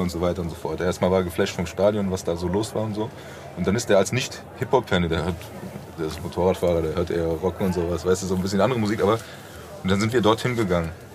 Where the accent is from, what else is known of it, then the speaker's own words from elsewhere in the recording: Frankfurt, Hesse, Germany; bei uns in Braunheim der, am Nidderaltarm äh, auf dem Rasenplatz